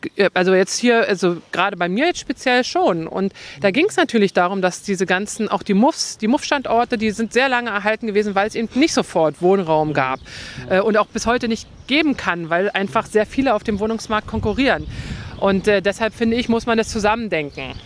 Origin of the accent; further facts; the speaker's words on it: northern Brandenburg, Germany; moved away; ich komme ja aus dem Norden von Brandenburg